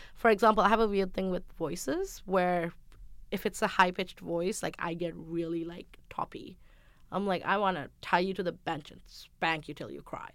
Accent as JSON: {"language": "English", "country": "Sri Lanka", "said": "I'm from Sri Lanka. I grew up in a traditional household."}